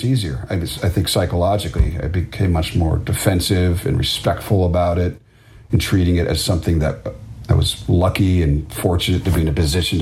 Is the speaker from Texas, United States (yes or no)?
no; Washington, District of Columbia, United States; growing up around Washington, D.C.